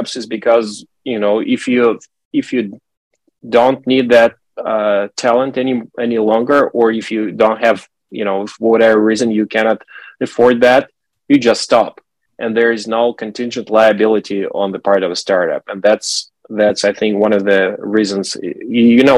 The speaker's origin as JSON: {"language": "English", "country": "Russia", "tie": "born or raised there", "said": "I'm from Russia, and I remember when I was a kid, it was 1980s"}